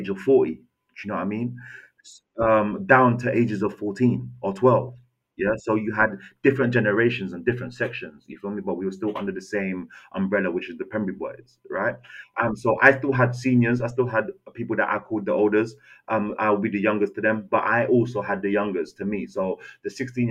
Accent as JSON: {"language": "English", "region": "London", "country": "United Kingdom", "tie": "born or raised there", "also_born_or_lived": "Castries, St. Lucia"}